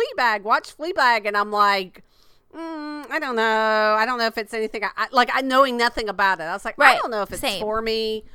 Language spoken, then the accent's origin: English; Lakeland, Florida, United States; my hometown of Lakeland, Florida.